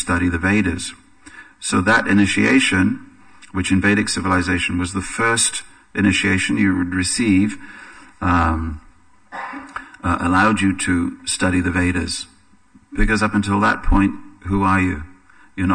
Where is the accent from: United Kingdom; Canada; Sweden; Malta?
United Kingdom; England; for me as an Englishman